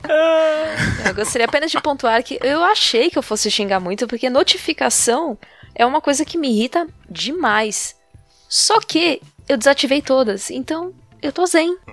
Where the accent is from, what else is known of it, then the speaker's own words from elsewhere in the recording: Brazil; eu nasci por um acidente aqui